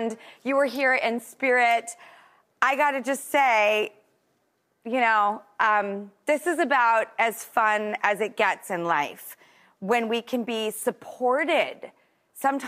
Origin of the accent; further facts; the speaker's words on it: Los Angeles, California, United States; growing up in Hollywood